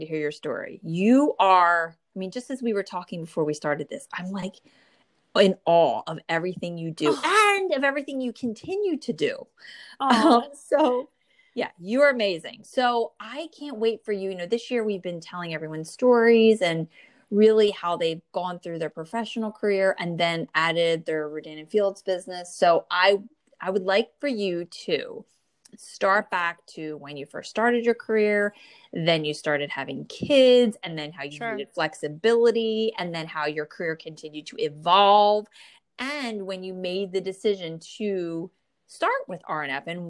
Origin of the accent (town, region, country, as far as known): New Jersey, United States; born or raised there